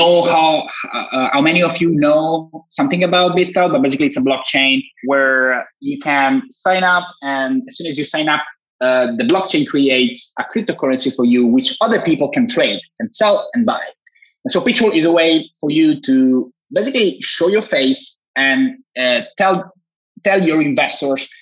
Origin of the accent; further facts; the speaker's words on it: Italy; from Italy, computer engineer, graduated 7 years ago, started my own agency here in Turin